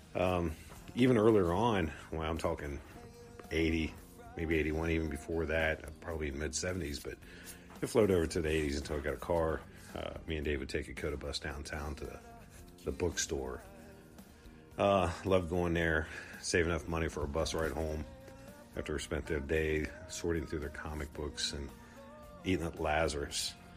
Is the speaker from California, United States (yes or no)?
no; Columbus, Ohio, United States; I grew up in Columbus